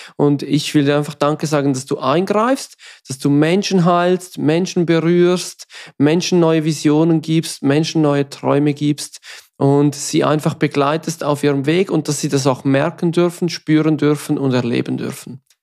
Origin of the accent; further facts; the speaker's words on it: Switzerland; accent: Swiss German; first language Swiss German; German is a second language; es ist nicht unsere Muttersprache.